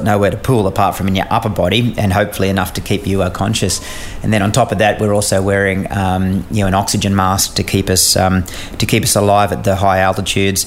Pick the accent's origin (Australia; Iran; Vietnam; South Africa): Australia; I ended up as an Australian officer embedded in a US squadron